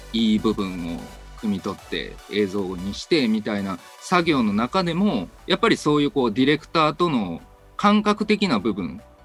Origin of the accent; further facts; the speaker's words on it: Kyoto, Japan; moved away as an adult; now in Osaka, Japan; 京都の出身でございまして、10年ほど前から大阪に来ております。